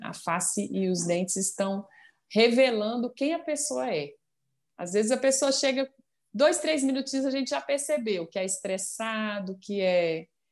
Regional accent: Minas Gerais, Brazil; accent: mineiro; moved away as an adult; now in Brasília, Brazil; o costume, o sotaque está sempre aí, né? O jeitinho é. do, do mineiro.

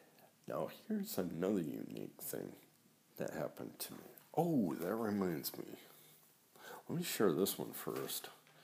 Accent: Saginaw Township, Michigan, United States; also born or lived in East Lansing, Michigan / North Carolina; when I was growing up in Saginaw Township

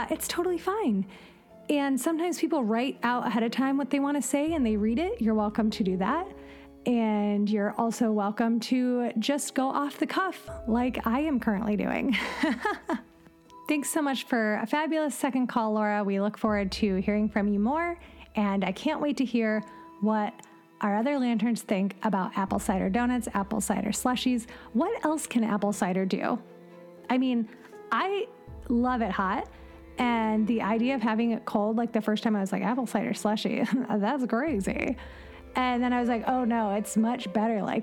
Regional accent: Ohio, United States; now in California, United States; outside of my hometown at Grove Orchard in Ohio

